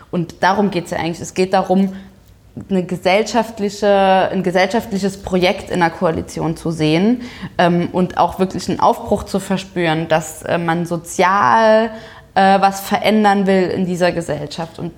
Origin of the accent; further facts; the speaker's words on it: Saarbrücken, Saarland, Germany; dass die erste Regionalkonferenz in Saarbrücken war, also in meiner, meiner Heimatstadt.